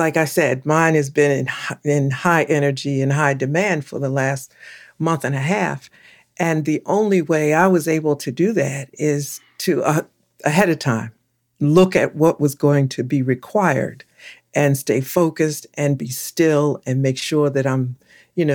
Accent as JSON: {"language": "English", "town": "Philadelphia", "region": "Pennsylvania", "country": "United States", "tie": "born or raised there", "said": "I was born and raised in Philadelphia, so I call that my home."}